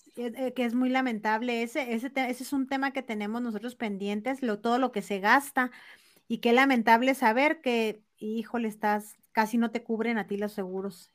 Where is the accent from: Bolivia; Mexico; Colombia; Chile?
Mexico; Chihuahua; Es también de Chihuahua, de donde soy yo